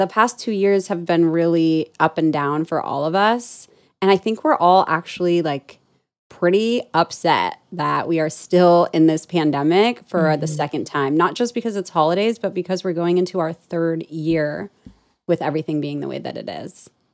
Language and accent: English; Orange County, California, United States; moved away as an adult; I was born and raised in Orange County